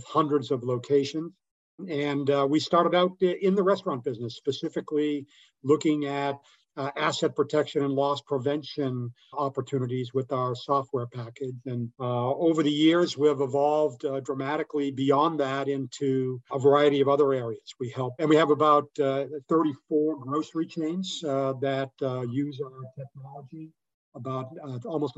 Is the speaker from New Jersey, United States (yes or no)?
no; Boston, Massachusetts, United States; moved away; I'm from Boston originally